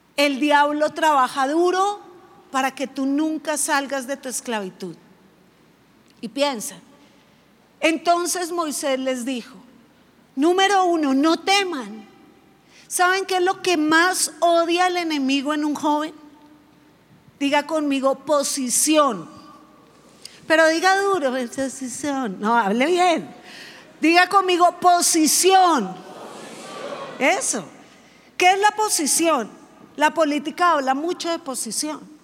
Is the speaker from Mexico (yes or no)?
no; Bogotá, Colombia; como yo soy rola